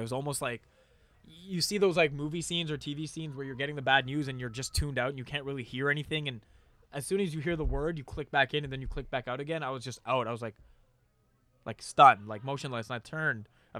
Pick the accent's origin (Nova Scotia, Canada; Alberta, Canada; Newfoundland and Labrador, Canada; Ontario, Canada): Ontario, Canada; Mississauga; I was born in Toronto, yes.